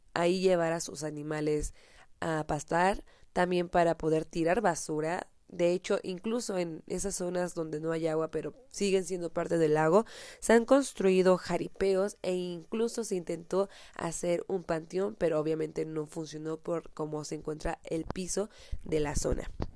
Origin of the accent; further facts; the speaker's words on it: Michoacán, Mexico; ubicado en el estado de Michoacán, de donde soy originaria